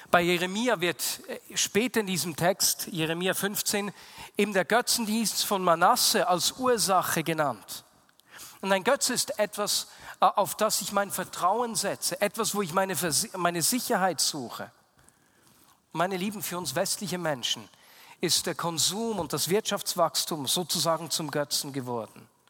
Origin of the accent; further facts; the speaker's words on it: Switzerland; also born or lived in Bern; bei uns in der Schweiz